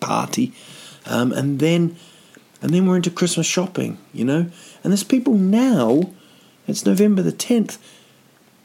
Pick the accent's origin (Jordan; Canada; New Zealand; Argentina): New Zealand; now in Sweden; I'm from New Zealand